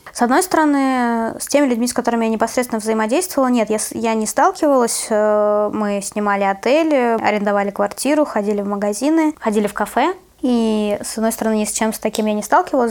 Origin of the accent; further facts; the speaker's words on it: Siberia, Russia; moved away as an adult; now in Tbilisi, Georgia; мы говорили из Сибири